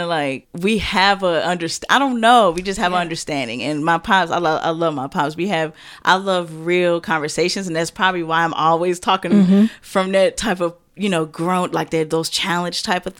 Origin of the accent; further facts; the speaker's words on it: Fort Wayne, Indiana, United States; moved away; that's my hometown, that's where I was born, and we got family up there too